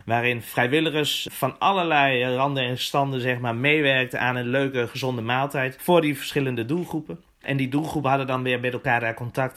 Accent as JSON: {"language": "Dutch", "town": "Winterswijk", "region": "Gelderland", "country": "Netherlands", "said": "Ik kom zelf dan uit Winterswijk"}